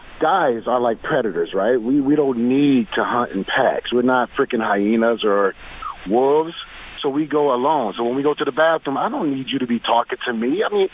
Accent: Detroit, Michigan, United States; I'm from Detroit, right?

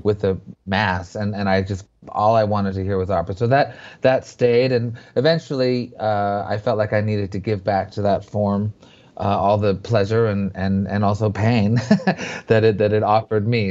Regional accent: Montreal, Quebec, Canada; I grew up in Montreal

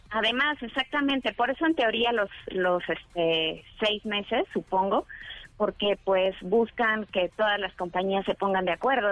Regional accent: Mexico; somos muchísimos mexicanos

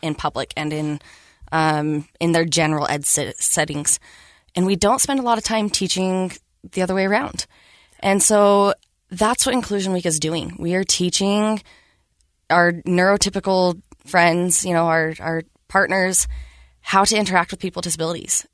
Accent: Riverton, Utah, United States; also born or lived in South Salt Lake, Utah; I grew up in South Salt Lake, grew up in Riverton

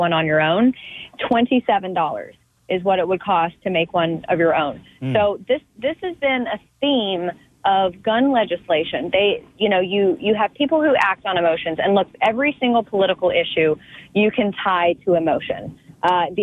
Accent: the South, United States; I grew up in the South in a very responsible gun owning household

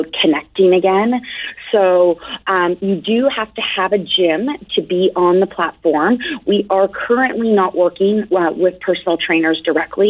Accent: Toronto, Ontario, Canada; now in Boston, United States; I'm originally from Toronto

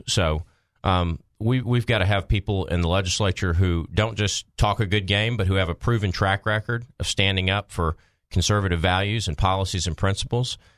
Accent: Maumelle, Arkansas, United States; in my hometown

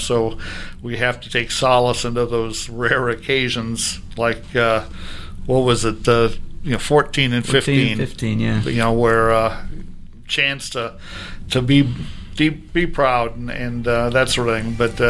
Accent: Kansas City, United States; moved away as an adult; also born or lived in Missouri; now in Oregon, United States; I grew up in Kansas City

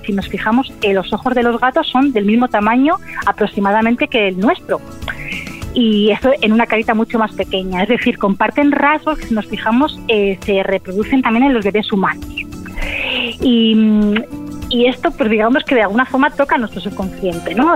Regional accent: Spain; soy la primera española

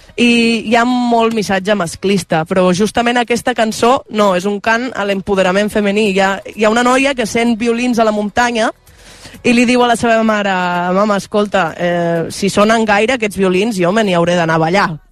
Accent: Val d'Aran, Catalonia, Spain; first language Aranese; Catalan is a second language; els aranesos som una mica terra de ningú i de tothom

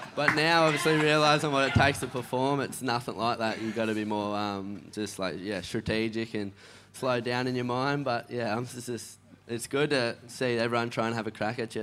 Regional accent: Evans Head, New South Wales, Australia; growing up in Evans, like North Coast

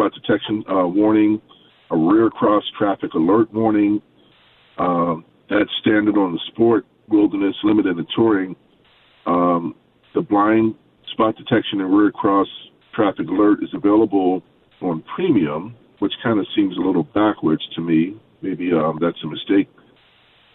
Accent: Baltimore, Maryland, United States; I'm from Baltimore

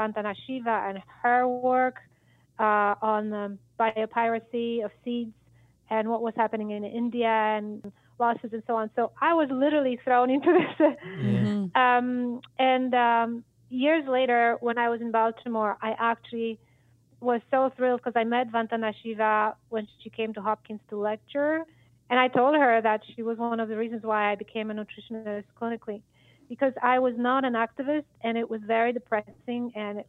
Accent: Poland; English is a second language; now in Michigan, United States; Maybe it started with the fact when I moved from Poland to Michigan 25 years ago

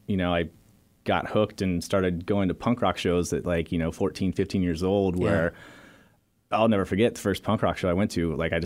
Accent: Santa Cruz, California, United States; Growing up in Santa Cruz is punk rock surfer town

